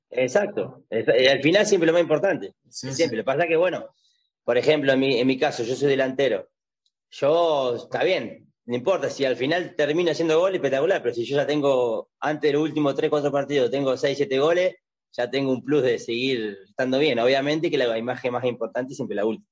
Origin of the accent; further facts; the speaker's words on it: General La Madrid, Buenos Aires Province, Argentina; moved away as an adult; also born or lived in Mar del Plata; Yo nací en Mar de Plata, pero estuve tres meses, o sea que solamente el documento dice Mar de Plata, yo soy de General La Madrid. Es un pueblo del sur de la provincia de Buenos Aires